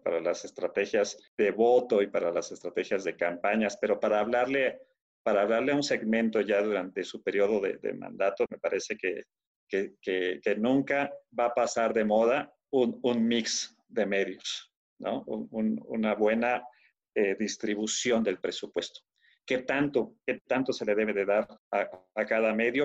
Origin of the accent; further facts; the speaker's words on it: Torreón, Coahuila, Mexico; now in Mexico City, Mexico; nací en Torreón, Coahuila. Entonces eh, crecí en la, en la redacción de un periódico porque mi padre trabajaba eh, en, un periódico de Torreón